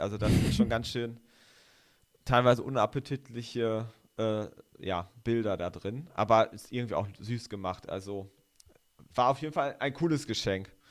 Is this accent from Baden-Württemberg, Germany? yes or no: no; North Rhine-Westphalia, Germany; also born or lived in Bremen; now in Göttingen, Germany; ich komme ja auch aus Ostwestfalen, also wir sind ja sozusagen zwei NRWler